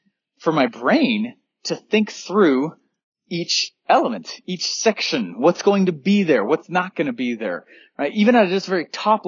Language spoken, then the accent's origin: English; Denver, Colorado, United States; I grew up in Denver, Colorado.